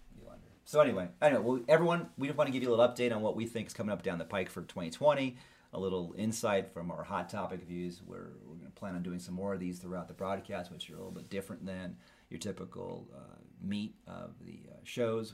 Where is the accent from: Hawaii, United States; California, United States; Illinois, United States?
California, United States